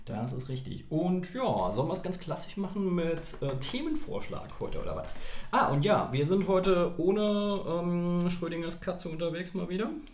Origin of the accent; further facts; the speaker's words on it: Saarland, Germany; Wir Saarländer